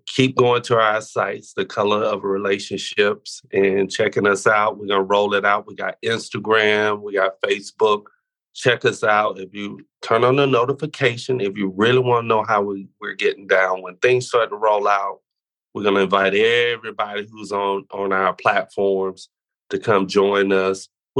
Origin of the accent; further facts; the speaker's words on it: the South, United States; Now, see, I grew up in the Pentecostal Kojic. That's what we used to do.